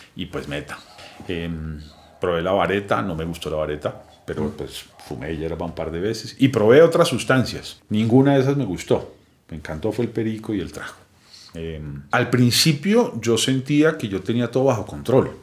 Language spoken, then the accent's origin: Spanish; Bogotá, Colombia; nací aquí en Bogotá